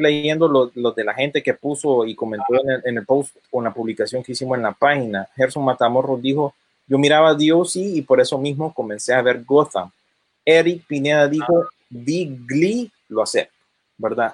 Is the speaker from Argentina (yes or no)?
no; United States; yo vengo, habiendo crecido aquí en Estados Unidos